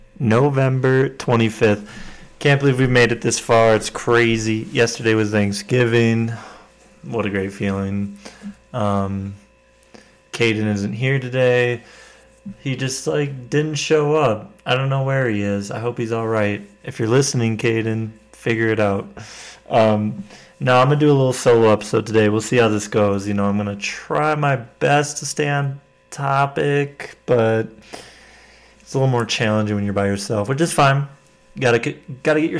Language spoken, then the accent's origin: English; Wisconsin, United States; moved away as an adult; now in Fort Collins, United States; I grew up in Wisconsin, and it's like everywhere in Wisconsin is just trying to sell you alcohol right away